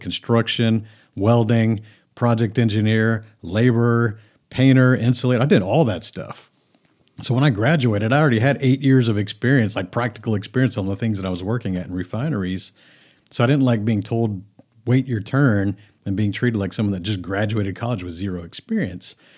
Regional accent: Friendswood, Texas, United States; also born or lived in Japan; I grew up lower middle class in a suburb, Houston, of, of Houston, is Friendswood, Texas.

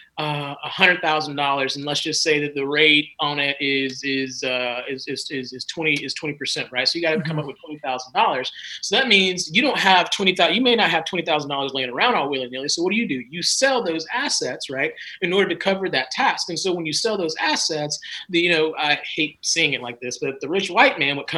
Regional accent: South Carolina, United States; moved away as an adult; me growing up in South Carolina

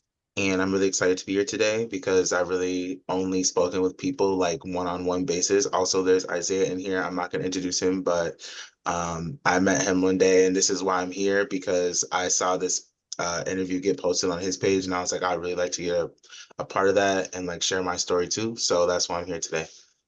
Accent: Minneapolis, Minnesota, United States; also born or lived in Georgia; I'm from Minneapolis, Minnesota. I'm adopted from Georgia, but I moved to Minneapolis, Minnesota.

